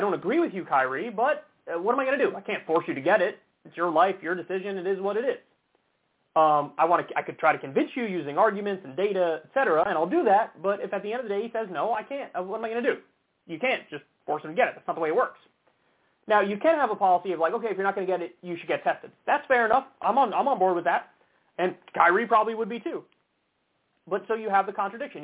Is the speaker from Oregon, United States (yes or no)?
no; New York, United States; my home state of New York